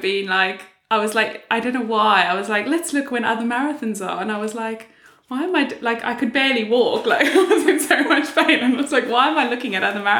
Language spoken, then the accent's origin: English; South Africa; moved away as an adult; now in United Kingdom; I moved to the UK. I'm originally from South Africa and moved to the UK about 8 years ago now.